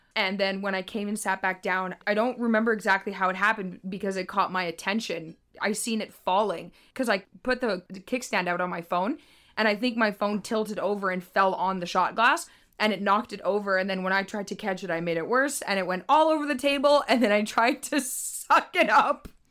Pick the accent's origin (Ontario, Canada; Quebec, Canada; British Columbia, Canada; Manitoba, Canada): British Columbia, Canada; we're from British Columbia